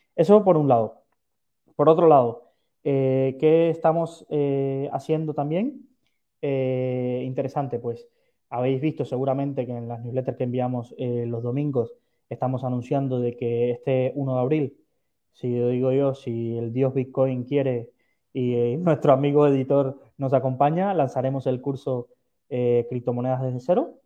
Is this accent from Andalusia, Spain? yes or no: no; Valencia, Valencian Community, Spain; soy de Valencia